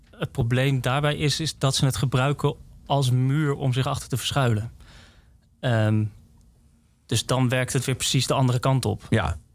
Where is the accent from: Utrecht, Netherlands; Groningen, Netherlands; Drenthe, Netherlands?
Utrecht, Netherlands; Woerden; ik kom uit Woerden.